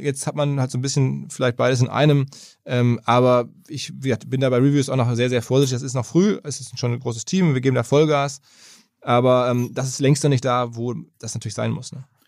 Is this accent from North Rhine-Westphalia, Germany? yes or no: yes; Essen, North Rhine-Westphalia, Germany; ich als Essener